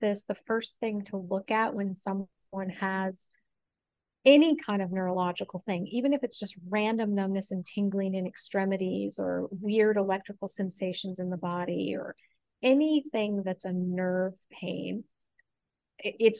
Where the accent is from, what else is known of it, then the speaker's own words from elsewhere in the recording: Oregon, United States; I grew up in Oregon. So part of it was coming back to Oregon. I felt comfortable living here.